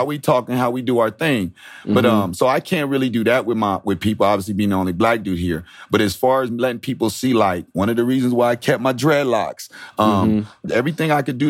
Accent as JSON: {"language": "English", "town": "San Diego", "region": "California", "country": "United States", "said": "when I came from San Diego, I didn't know what racism was until I got to Nebraska."}